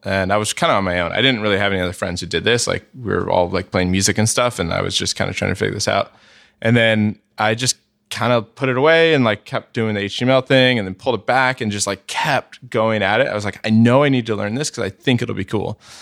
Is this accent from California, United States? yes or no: yes; San Jose, California, United States; also born or lived in San Francisco; I grew up, uh, in the South Bay mostly, so not, not in the city. Um, uh, mostly in San Jose